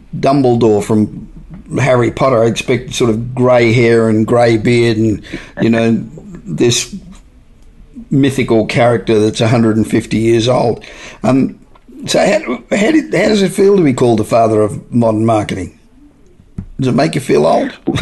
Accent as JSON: {"language": "English", "country": "Australia", "accent": "Australian", "moved": "as an adult", "lives_now": "Los Angeles, United States", "said": "Although my accent still sounds like I'm Australian"}